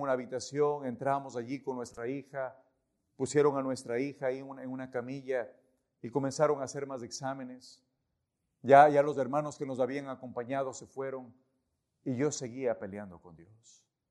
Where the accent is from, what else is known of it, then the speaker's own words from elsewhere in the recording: Ecuador; moved away as an adult; nosotros somos ecuatorianos